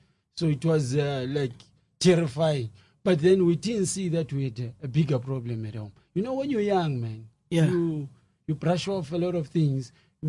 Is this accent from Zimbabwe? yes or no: yes; Bulawayo, Zimbabwe; moved away as an adult; now in South Africa; as Tefa said. Yeah, born and bred in Zimbabwe, Bulawayo, in a small mining town called Hau Mine. That was 1981.